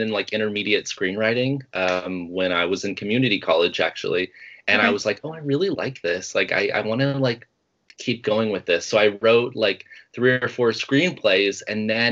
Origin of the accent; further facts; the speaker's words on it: Oklahoma, United States; moved away as an adult; now in California, United States; I grew up in Oklahoma. I lived there and didn't move out to California until I was 18.